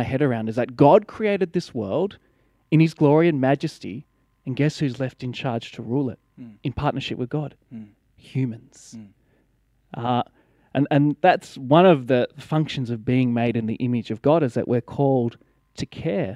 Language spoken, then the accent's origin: English; Blue Mountains, New South Wales, Australia; Growing up in the Blue Mountains